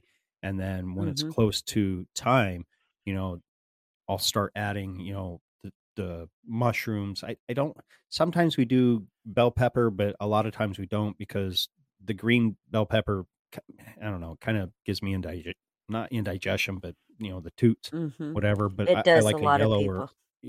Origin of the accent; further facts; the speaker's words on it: Pennsylvania, United States; I'm from Pennsylvania. And mm-hmm. out here in Pennsylvania, you know, you'd go to a high school football game or a street carnival or whatever